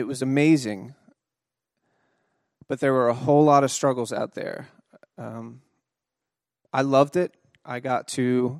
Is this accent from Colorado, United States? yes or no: no; Delaware, United States; Part of my job, you know, I came from Delaware seeing deer once in a while to part of my job was keeping the bears away from the general public.